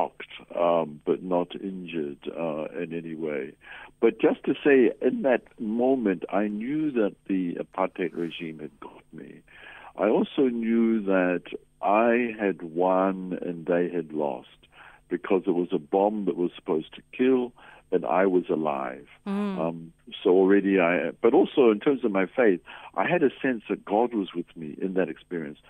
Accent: New Zealand; moved away as an adult; also born or lived in Lesotho / Zimbabwe; now in South Africa; originally I come from New Zealand. That's Aotearoa, New Zealand, is where I was born. I came to South Africa in 1973.

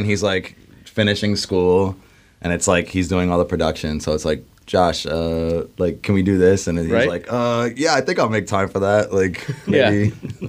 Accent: southeast Pennsylvania, United States; now in Seattle, United States; I'm from Pennsylvania, like southeast Pennsylvania, kind of near Philly.

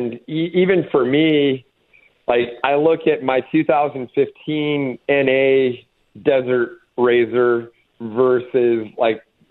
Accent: Palm Springs, California, United States; I grew up in Palm Springs, had a lot of buddies that rode dirt bikes

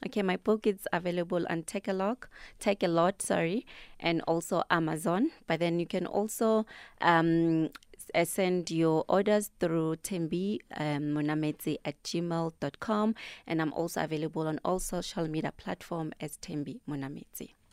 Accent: Thembisa, Gauteng, South Africa; I'm from Thembisa

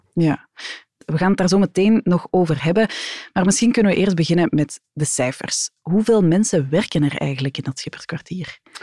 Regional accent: Antwerp, Flanders, Belgium; Ik als Antwerpenaar kom daar eigenlijk niet zo graag

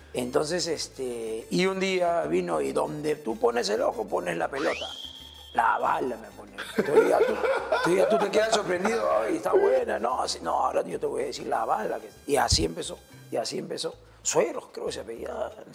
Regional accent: La Perla, Callao, Peru; Yo de La Perla, acá la vueltita. Yo soy de Benjamín Doy, eh, Manzana 7, eh, cerca acá, eh, por el Ministerio de la Marina ya toda, casi toda mi vida, toda mi vida

